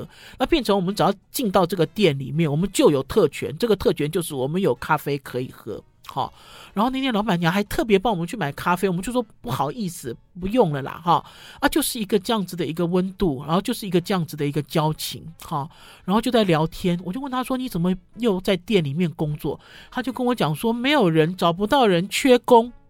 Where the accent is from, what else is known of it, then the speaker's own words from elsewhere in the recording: Taipei, Taiwan; 因为我们哦一路走来都在这里长大生长，走来走去